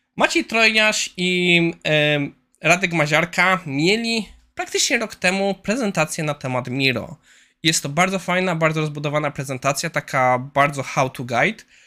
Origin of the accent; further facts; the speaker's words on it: Kłodzko area, Lower Silesian Voivodeship, Poland; jestem z okolic Kłodzka.